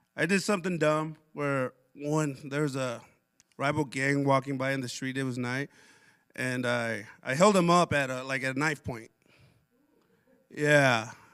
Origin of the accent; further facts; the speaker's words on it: Pasco, Washington, United States; also born or lived in Othello, Washington / Connell, Washington; when I was, like, six, move to Tri Cities Pasco